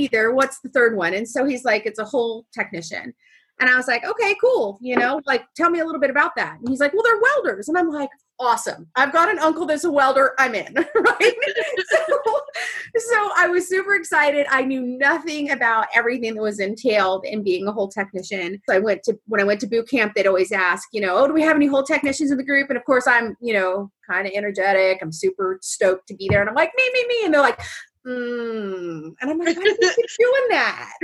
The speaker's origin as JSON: {"language": "English", "town": "Washougal", "region": "Washington", "country": "United States", "said": "I am from Washougal, Washington, which is a major metropolitan area"}